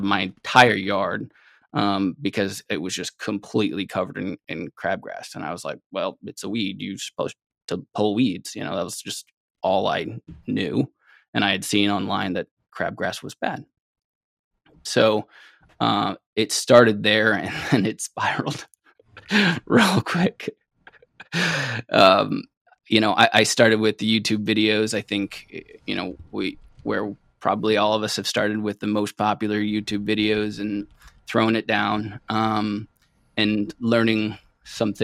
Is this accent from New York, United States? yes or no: yes; New York City, New York, United States; also born or lived in Columbia, South Carolina; now in central New York, United States; I grew up in New York City for the most part.